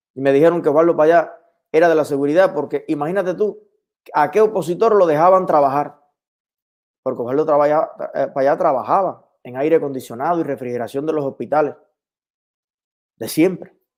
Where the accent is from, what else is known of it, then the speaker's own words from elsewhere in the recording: Cuba; moved away; allá en mi pueblo, en el Yaray de Vázquez